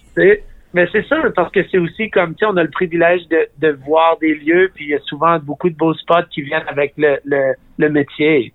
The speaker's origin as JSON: {"language": "French", "town": "Regina", "region": "Saskatchewan", "country": "Canada", "tie": "born or raised there", "said": "j'ai grandi à Regina"}